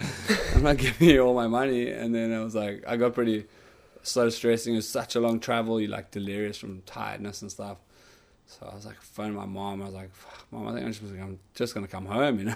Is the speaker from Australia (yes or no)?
no; Cape Town, Western Cape, South Africa; my hometown in Hudbay